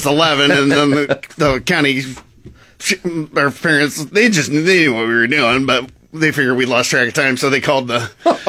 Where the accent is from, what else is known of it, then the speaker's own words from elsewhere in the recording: Stromsburg, Nebraska, United States; also born or lived in Omaha, Nebraska / Iowa; now in Lincoln, United States; So I was born in Omaha, grew up all through high school in Stromsburg, Nebraska, a little town about 1,200 people, about an hour northwest of here.